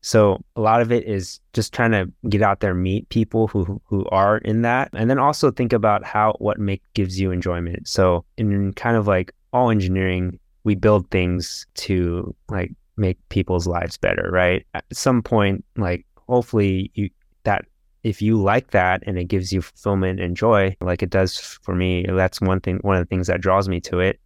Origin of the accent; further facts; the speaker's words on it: Sacramento, California, United States; I haven't moved around a lot. Um, I was, I was born in, um, California, in Sacramento.